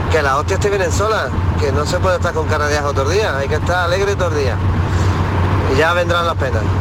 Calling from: Granada, Andalusia, Spain; Hola, buenos días, soy … de Granada.

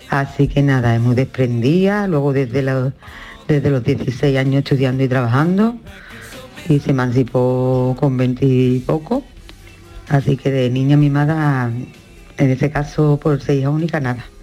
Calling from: Ronda, Andalusia, Spain; llamo de Ronda.

